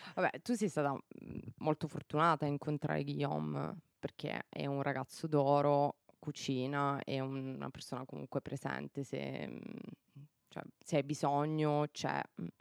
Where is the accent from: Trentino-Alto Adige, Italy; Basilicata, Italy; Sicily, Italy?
Basilicata, Italy; Policoro; moved away as an adult; now in Luxembourg